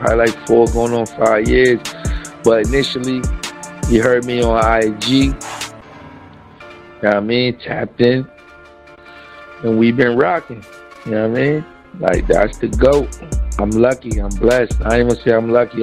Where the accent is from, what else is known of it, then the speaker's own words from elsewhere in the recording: Hartford, Connecticut, United States; where I'm from Hartford, Connecticut